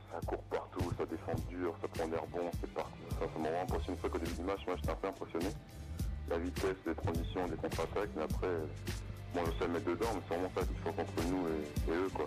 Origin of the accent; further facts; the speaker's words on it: near Caen, Normandy, France; now in Le Mans, France; dans un petit village, j'habitais à côté de Caen, en Normandie. Après, j'étais au collège pour à Caen jusqu'à 14 ans.